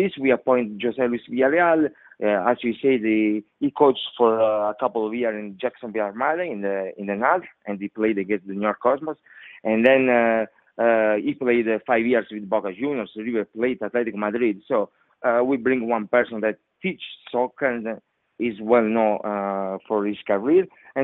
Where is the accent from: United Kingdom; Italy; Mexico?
Italy; English is a second language; now in United States; I came from Italy, you know, so it's totally different.